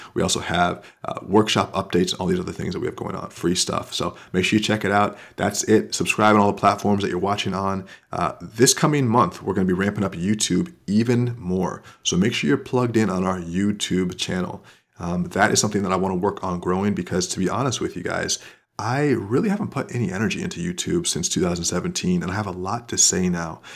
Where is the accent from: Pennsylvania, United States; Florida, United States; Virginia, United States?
Florida, United States; moved away; I'm from Florida